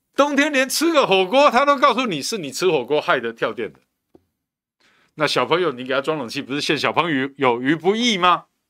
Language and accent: Chinese; Taiwan; 我们台湾人